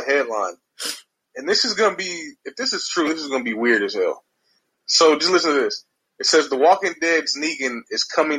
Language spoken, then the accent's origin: English; Dallas, Texas, United States; I'm from Oak Cliff